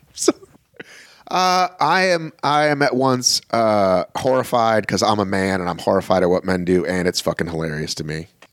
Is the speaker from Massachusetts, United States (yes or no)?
yes; Boston, Massachusetts, United States; now in Atlanta, United States; I was born in Boston